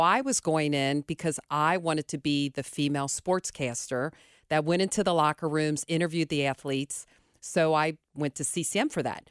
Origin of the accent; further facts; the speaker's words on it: Cincinnati, Ohio, United States; I grew up Cole Rain, but I went to Mount Healthy High School